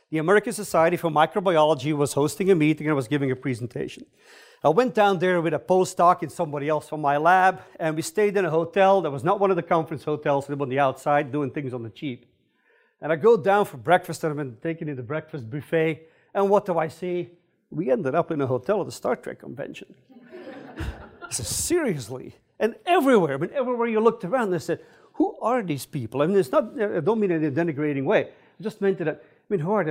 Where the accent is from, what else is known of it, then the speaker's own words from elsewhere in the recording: Belgium; moved away as an adult; also born or lived in California / Stanford; now in United States; I'm originally from Belgium.